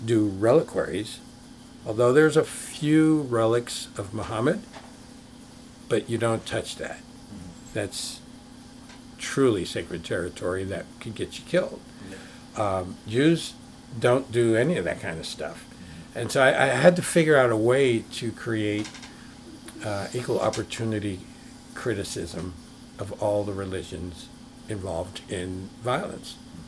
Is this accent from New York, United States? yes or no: yes; New York, United States; growing up in New York